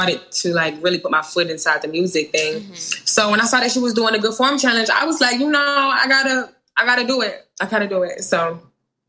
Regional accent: Milledgeville, Georgia, United States; moved away as an adult; now in Atlanta, United States; I'm from a small town, Millersville, Georgia.

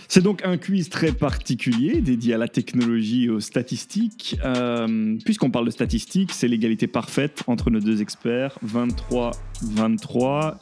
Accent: Belgium; je suis belge

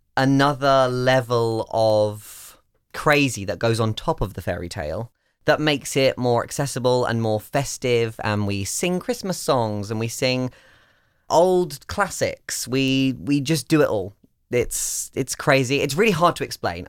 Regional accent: United Kingdom; moved away; I'm British

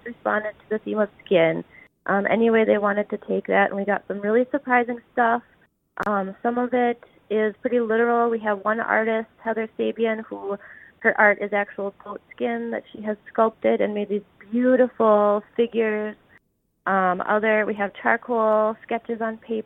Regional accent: Minneapolis, Minnesota, United States; moved away as an adult; also born or lived in Grand Forks, North Dakota; now in Thief River Falls, United States; I grew up in the Twin Cities

